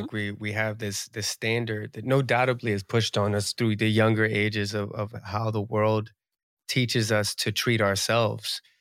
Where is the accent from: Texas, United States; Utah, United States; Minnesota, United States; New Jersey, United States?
New Jersey, United States; New Jersey tri-state area, United States; I'm from the East Coast, I'm from the Jersey tri-state area, so, like, Jersey